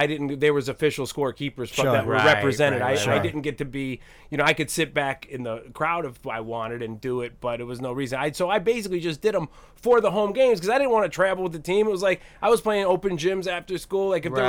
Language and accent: English; Cleveland, Ohio, United States; I grew up in the Cleveland area.